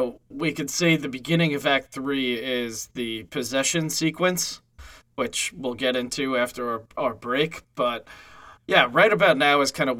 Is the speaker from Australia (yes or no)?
no; New York City, New York, United States; I am from Staten Island.